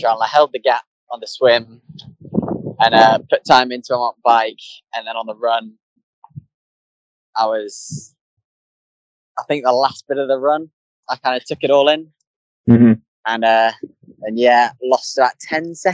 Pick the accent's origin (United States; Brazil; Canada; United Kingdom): United Kingdom; England; being English